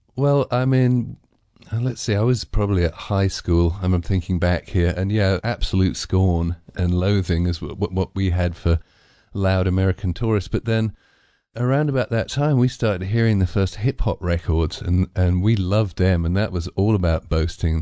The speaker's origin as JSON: {"language": "English", "region": "England", "country": "United Kingdom", "said": "I'm too English"}